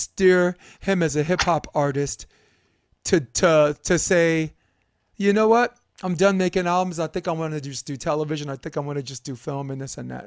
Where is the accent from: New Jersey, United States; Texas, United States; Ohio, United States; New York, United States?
New York, United States; New York City; I'm from New York City